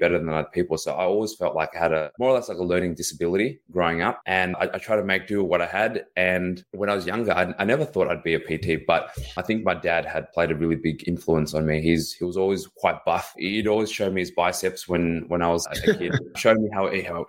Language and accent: English; Melbourne, Victoria, Australia; Born and raised here in Melbourne, Australia.